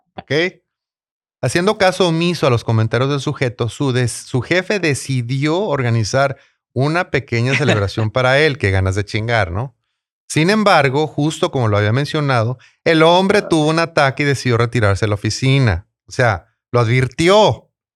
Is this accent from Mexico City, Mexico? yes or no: no; Tijuana, Baja California, Mexico; now in San Diego, United States; Tijuana, en serio, con todo respeto a mi ciudad natal.